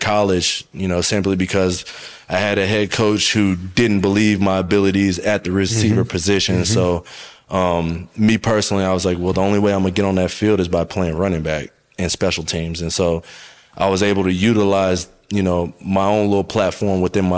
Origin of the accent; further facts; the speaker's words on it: the South, United States; being from the South